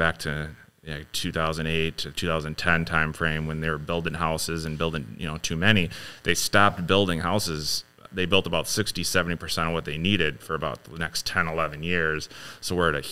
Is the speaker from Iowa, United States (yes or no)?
yes; Ames, Iowa, United States; I was born in Iowa.